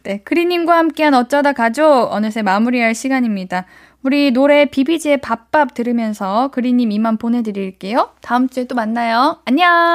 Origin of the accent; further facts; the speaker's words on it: Gyeonggi Province, South Korea; 저는요, 경기도인데요.